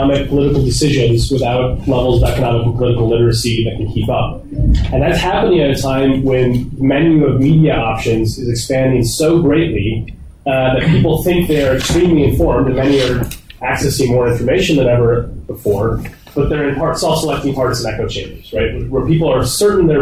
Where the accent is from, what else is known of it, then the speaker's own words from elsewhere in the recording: United States; as an American